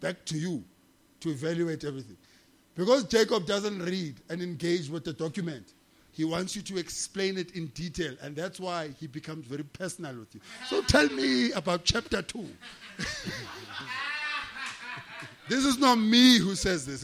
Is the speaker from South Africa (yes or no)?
yes; South Africa; I'm a customer from South Africa